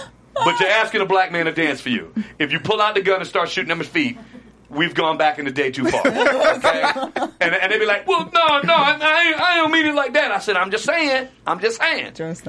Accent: Trinidad & Tobago; I'm telling you, I'm not Dominican. No disrespect to the Dominican people. Y'all are great. I've been to the Dominican Republic. I love it. But I'm from Trinid

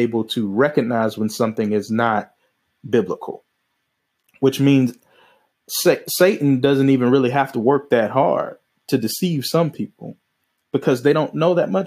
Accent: the South, United States; I'm from the South

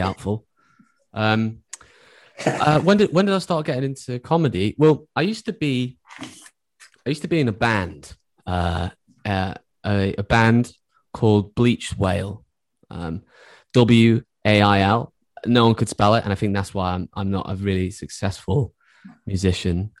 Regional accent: Cheshire / Stoke border, North West England, United Kingdom; I grew up, uh, like, on the borderline of Cheshire and Stoke.

